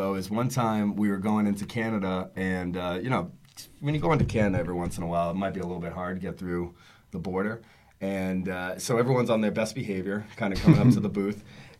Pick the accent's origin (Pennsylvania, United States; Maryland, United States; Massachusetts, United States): Massachusetts, United States; we're both from Massachusetts